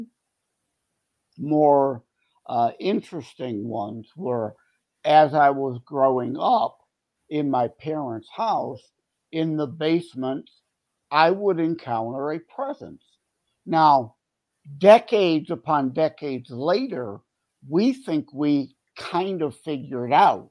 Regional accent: Wyandotte, Michigan, United States; Born and raised in Wyandotte. My parents lived in Wyandotte. I'm still currently here

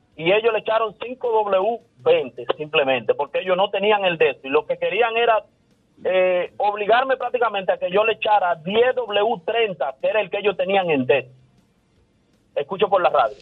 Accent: Santiago de los Caballeros, Santiago, Dominican Republic; soy de Santiago

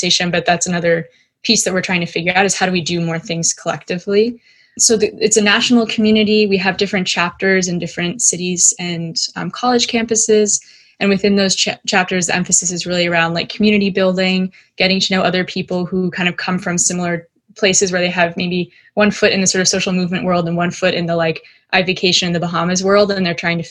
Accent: United States; also born or lived in California / Dallas, Texas; I grew up in California, in Dallas, Texas.

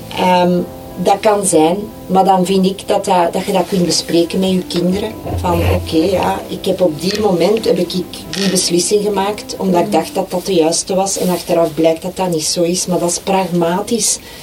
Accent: Flanders, Belgium; wij als Vlamingen zijn wij heel um, gesloten

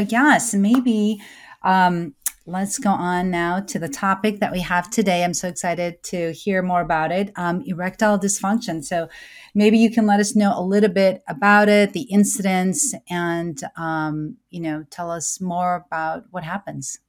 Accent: United States; I'm an American born certified O B G Y N

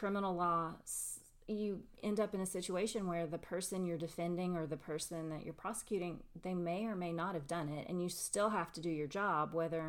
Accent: McMinn County, Tennessee, United States; I'm actually from here. I was born and raised in McMinn County

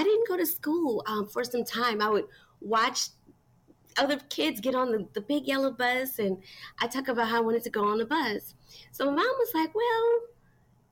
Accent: Metairie, Louisiana, United States; also born or lived in New Orleans; I was born in New Orleans. I was raised in Metairie. Metairie is a suburb right outside of New Orleans

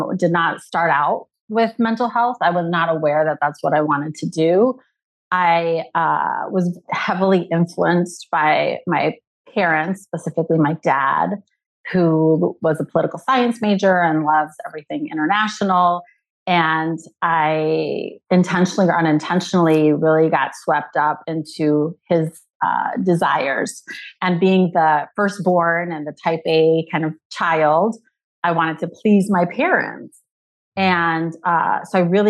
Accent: Mexico City, Mexico; accent: Minnesotan; English is a second language; moved away as an adult; also born or lived in Washington, D.C.; now in Savannah, United States; I grew up in Mexico City where we went to like clubs, you know, when we were 15, 16

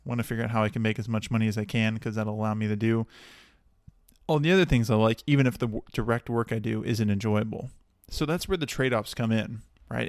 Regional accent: Dallas, Texas, United States; moved away as an adult; now in Santa Barbara, United States; I'm originally from Texas, originally from the Dallas area

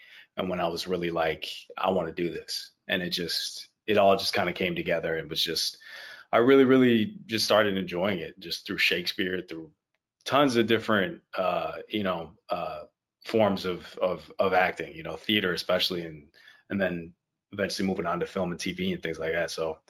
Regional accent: Haiti; moved away as an adult; also born or lived in Miami; now in Toronto, Canada; I was in Haiti. I grew up all in Haiti. I was born in Miami, but I've never lived in the States, or at least not in Miami.

